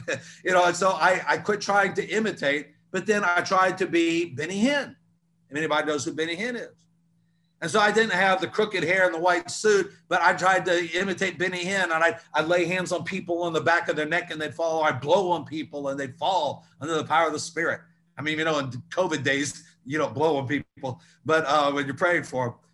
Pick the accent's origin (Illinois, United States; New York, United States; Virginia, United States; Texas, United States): Virginia, United States; Newport News; growing up in Newport News, Hampton, Virginia